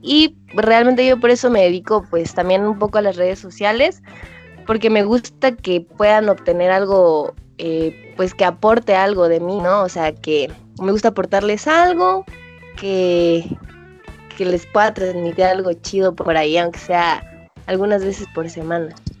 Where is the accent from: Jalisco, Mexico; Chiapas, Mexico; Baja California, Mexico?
Chiapas, Mexico; Comitán; moved away as an adult; now in Tuxtla Gutiérrez, Mexico; yo soy originaria de Comitán, Chiapas. Eh, vivo en Tuxtla porque estudio allá